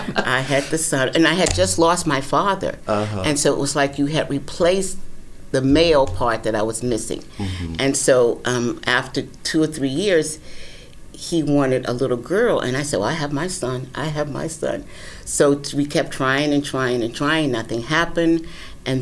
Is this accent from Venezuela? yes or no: no; Bermuda; moved away; also born or lived in New York; I'm from Bermuda, but I was born in New York.